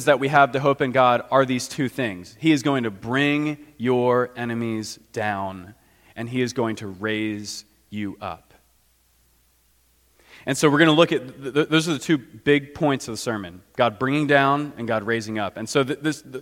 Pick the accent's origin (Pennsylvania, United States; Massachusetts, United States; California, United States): Pennsylvania, United States; Philadelphia; moved away as an adult; also born or lived in overseas (missionary work); now in Washington, United States; I grew up in the Philadelphia area